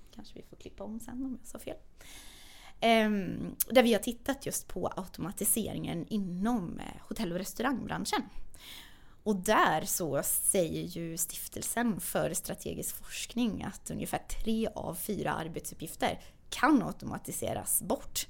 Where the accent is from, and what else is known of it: Sweden; born or raised there; also born or lived in Lysekil; now in Stockholm, Sweden